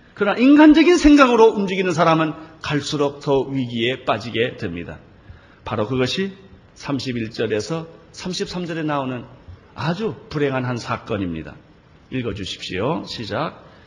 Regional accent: South Korea; 한국에서 온 목사라

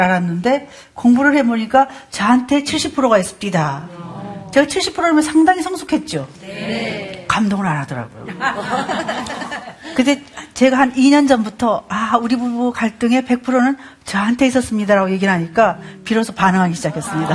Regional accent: Gyeongsang, South Korea; 전 경상도 사람입니다

